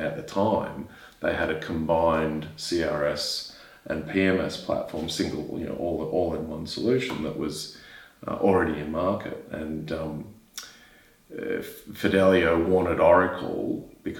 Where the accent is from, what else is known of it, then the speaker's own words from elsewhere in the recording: Queensland, Australia; Queensland, my home state